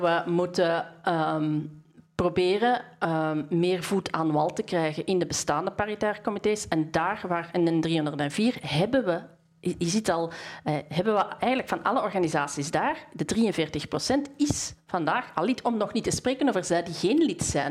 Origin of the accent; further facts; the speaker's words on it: Bornem, Flanders, Belgium; ik kom uit Bornem